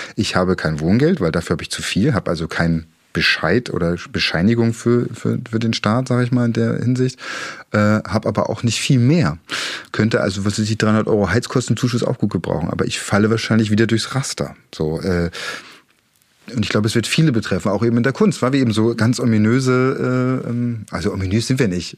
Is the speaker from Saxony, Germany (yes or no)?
yes; Dresden, Saxony, Germany; Ich komme ja aus der Friedrichstadt